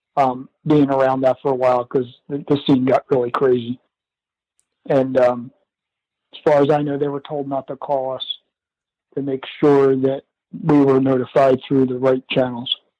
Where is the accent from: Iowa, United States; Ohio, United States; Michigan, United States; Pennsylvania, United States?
Pennsylvania, United States; Philadelphia; also born or lived in Downingtown, Pennsylvania; we grew up in the Philadelphia area.